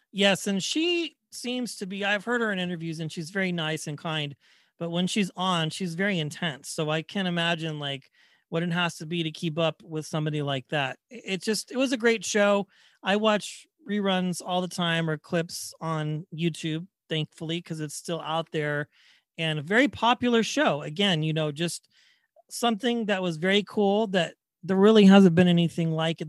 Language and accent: English; Wichita, Kansas, United States; now in Bay Area, United States; I grew up in Wichita, Kansas